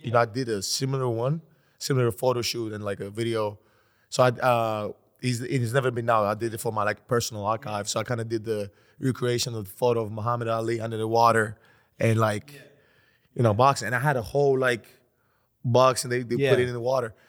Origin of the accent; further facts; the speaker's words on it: Greece; Because I'm from Greece.